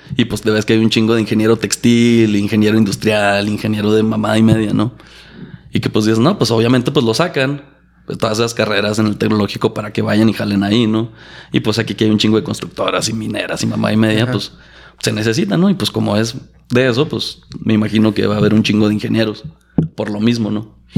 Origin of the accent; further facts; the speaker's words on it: Chihuahua, Mexico; also born or lived in Durango, Durango; Nací en Durango, Durango. Ah. Crecí en Chihuahua, Chihuahua